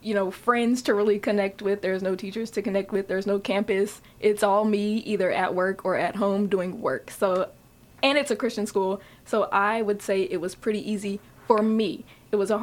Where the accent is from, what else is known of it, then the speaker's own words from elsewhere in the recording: Lexington, Kentucky, United States; I'm from Lexington, Kentucky